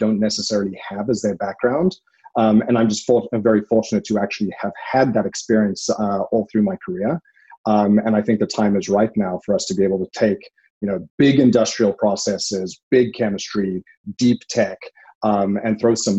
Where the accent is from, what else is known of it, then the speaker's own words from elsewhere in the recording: South Africa; moved away as an adult; now in Oakland, United States; I'm South African and I come from a very sort of large industry there around mining and industrial tech